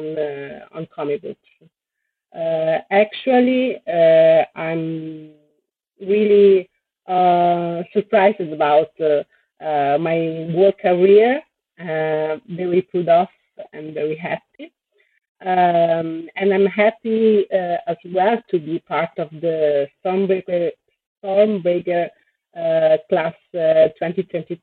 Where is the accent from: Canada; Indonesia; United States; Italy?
Italy; I came from Italy